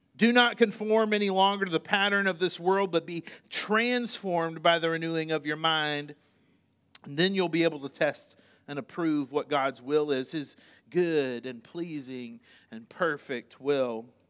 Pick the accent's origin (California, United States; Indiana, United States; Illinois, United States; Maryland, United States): Indiana, United States; moved away; I was born in Indiana